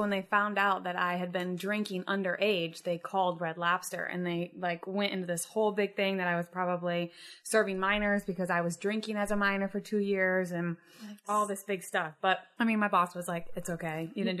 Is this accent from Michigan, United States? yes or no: yes; Jackson, Michigan, United States; Jackson, Michigan.